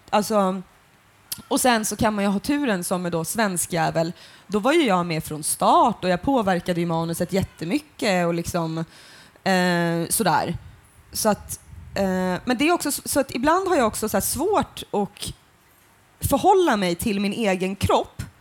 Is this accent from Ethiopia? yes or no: no; Finland; Jag är ju för fan finsk. Alltså, liksom, alltså så här, på mitt pass om jag skulle bli utvisad så